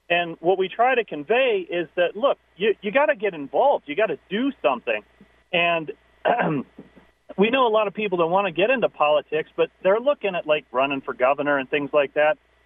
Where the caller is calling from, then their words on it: Albuquerque, New Mexico, United States; I'm calling from Albuquerque